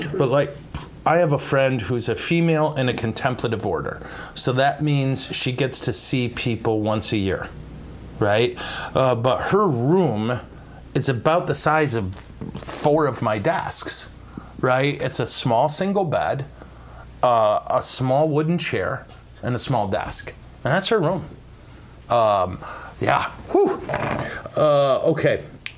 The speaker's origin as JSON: {"language": "English", "region": "England", "country": "United Kingdom", "said": "Early Merry Christmas greetings from England. I'm from England."}